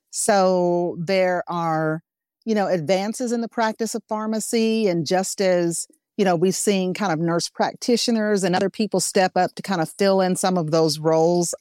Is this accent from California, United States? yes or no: no; Arkansas, United States; I'm from Arkansas